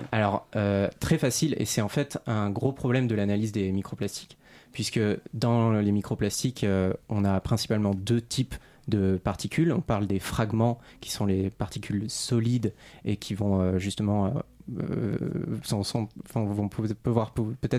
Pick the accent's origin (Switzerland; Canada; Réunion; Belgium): Réunion; now in Paris, France; je suis originaire de l'île de la Réunion